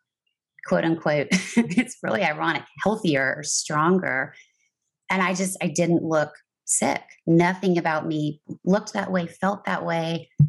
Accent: San Antonio, Texas, United States; moved away as an adult; my hometown of San Antonio

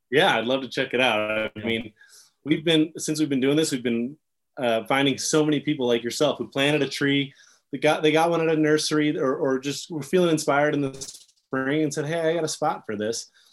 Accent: Jackson, Wyoming, United States; I grew up in this town that throws a lot of different things at you.

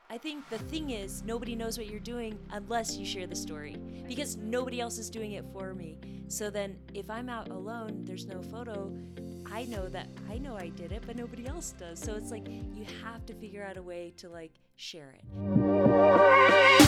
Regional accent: Alaska, United States; Revelate Designs, which is from my hometown in Alaska

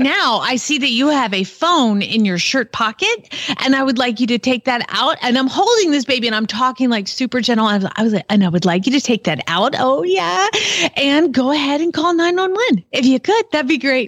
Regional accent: Georgia, United States; moved away; I'm from Georgia

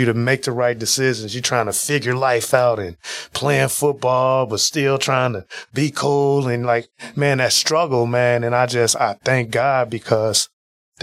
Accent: Chicago, Illinois, United States; moved away; also born or lived in Wisconsin; I'm from Chicago, Illinois. Spent a huge part of my life there

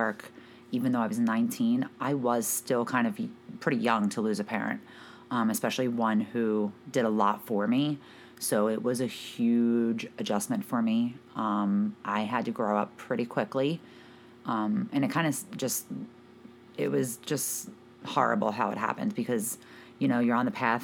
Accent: Philadelphia, Pennsylvania, United States; moved away as an adult; now in New Jersey, United States; I grew up in Philadelphia, Pennsylvania. I lived there from the time that I was born

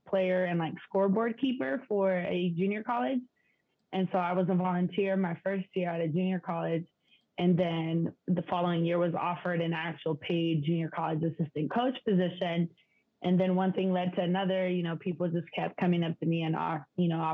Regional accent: San Diego, California, United States; also born or lived in Mexico; my hometown in San Diego

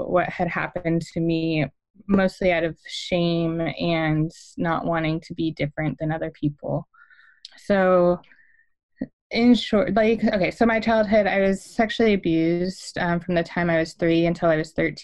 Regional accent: California, United States; now in Arizona, United States; I grew up in California, and I'm currently living in the deserts of Arizona

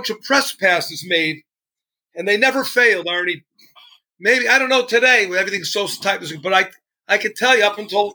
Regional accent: Waterbury, Connecticut, United States; We're from Waterbury, Connecticut

